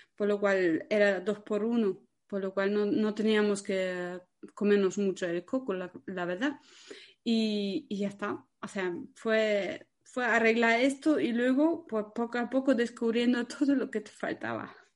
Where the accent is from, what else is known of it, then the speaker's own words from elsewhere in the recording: Germany; moved away; soy alemana